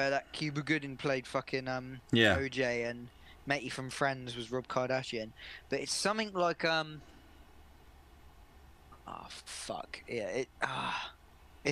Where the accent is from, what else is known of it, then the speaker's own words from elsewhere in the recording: England, United Kingdom; we as English people